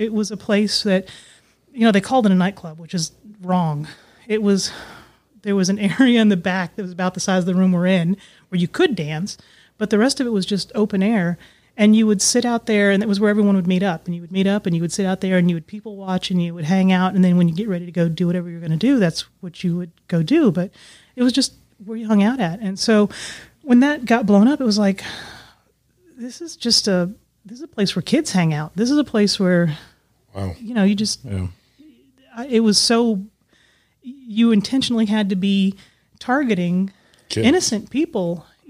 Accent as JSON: {"language": "English", "country": "Bahrain", "tie": "born there", "said": "And I was born in the Middle East in this little tiny island country it's called Bahrain"}